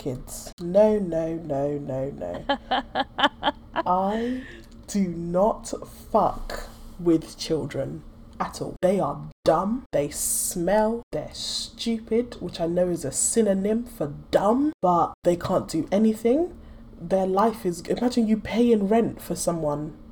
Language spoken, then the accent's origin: English; Nigeria; I'm Nigerian.